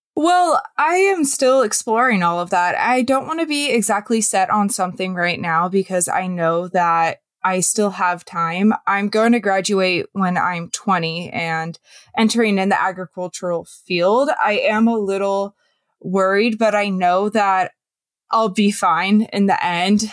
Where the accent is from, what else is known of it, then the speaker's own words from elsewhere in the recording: Western Washington, United States; I am from Western Washington. I grew up kind of in a suburban area